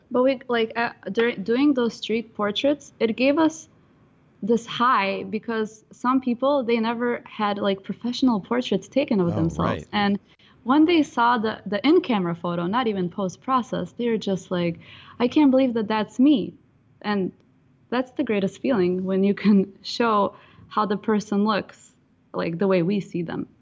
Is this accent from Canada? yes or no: no; Ukraine; now in San Diego, United States; I am originally from Ukraine